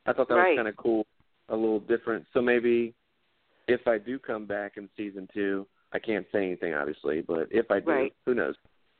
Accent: Georgia, United States; She was like, "Hey," because she thought I was from L.A., and I was like, "No, I'm from Georgia."

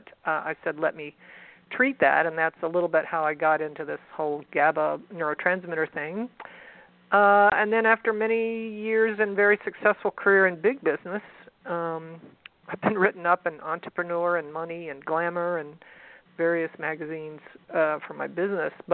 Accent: San Antonio, Texas, United States; accent: southern; San Antonio, actually. Born and bred.

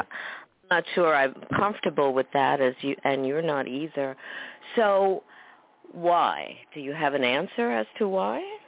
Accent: New York City, New York, United States; I grew up in Queens too

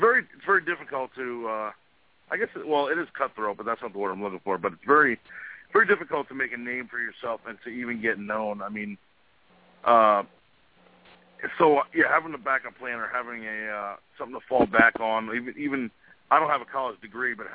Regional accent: New Jersey, United States; I'm just some kid from New Jersey.

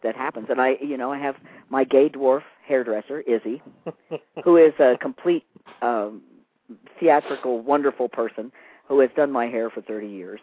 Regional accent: Pennsylvania, United States; now in Nevada, United States; the forest green that I grew up in Pennsylvania where I grew up

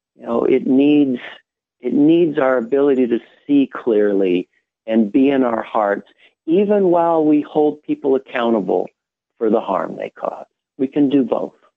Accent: United States

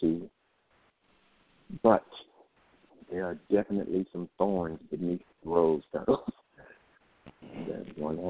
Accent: Jackson, Tennessee, United States; In Jackson, Tennessee.

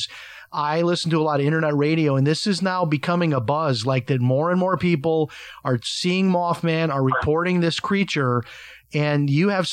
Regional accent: Chicago, Illinois, United States; I have a lot of family in Chicago. I'm from Chicago

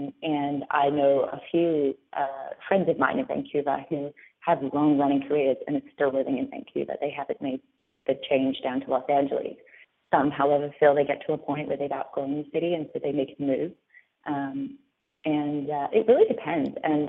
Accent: Australia; accent: Australian; whereas if I read it with my Australian accent, I actually have to stop and think about how it actually sounds to say it Australian

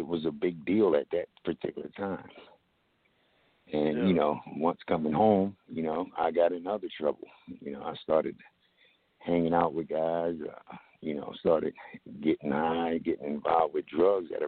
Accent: Camden, New Jersey, United States; also born or lived in Glassboro, New Jersey; I grew up in Camden, New Jersey.

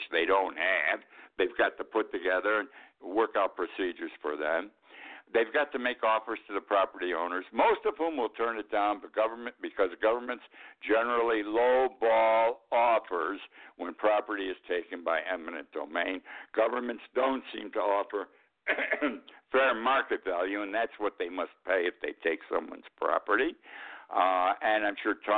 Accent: Utica, New York, United States; I grew up in Utica, New York. Not a big town, not a small town, 100, 125,000 people.

